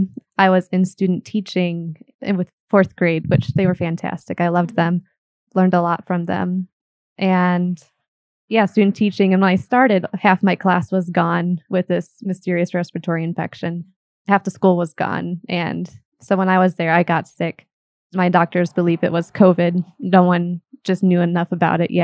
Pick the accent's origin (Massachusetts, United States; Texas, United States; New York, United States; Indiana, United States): Indiana, United States; Fort Wayne; moved away; I am from Fort Wayne originally